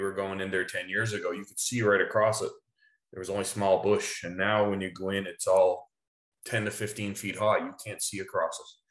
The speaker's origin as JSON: {"language": "English", "town": "Holyrood", "region": "Newfoundland and Labrador", "country": "Canada", "tie": "born or raised there", "moved": "yes", "lives_now": "Enfield, Canada"}